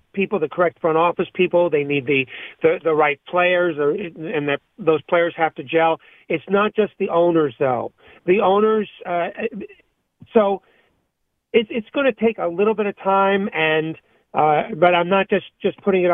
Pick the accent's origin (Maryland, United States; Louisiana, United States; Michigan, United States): Maryland, United States; Montgomery County; I grew up in the Washington, D.C. area, Montgomery County, Maryland